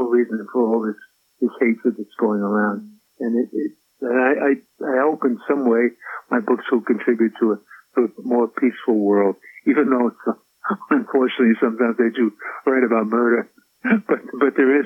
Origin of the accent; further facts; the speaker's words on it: New York City, New York, United States; also born or lived in Brooklyn, New York / Manhattan, New York / Queens, New York / Staten Island, New York; I feel I'm a New Yorker, born and bred. As I used to say, born in Brooklyn, we were raised in the Bronx